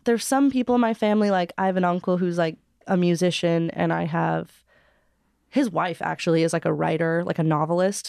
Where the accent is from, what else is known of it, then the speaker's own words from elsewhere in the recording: Hawaii, United States; I was born and raised in Hawaii, but both my parents are from L